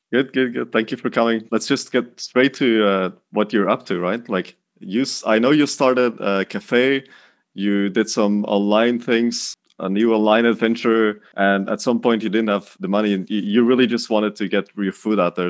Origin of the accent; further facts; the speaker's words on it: Dutch part of Belgium, Flanders, Belgium; moved away as an adult; now in Denmark; We, we're both from Belgium. You're from the French part of Belgium. I'm from the Dutch part of Belgium